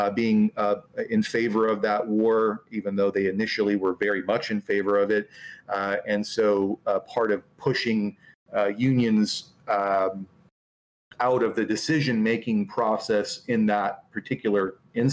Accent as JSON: {"language": "English", "area": "Del Norte County", "region": "California", "country": "United States", "tie": "born or raised there", "also_born_or_lived": "San Francisco Bay Area", "said": "I grew up in very far northern end of California in a place called Del Mar County, which is mostly redwoods"}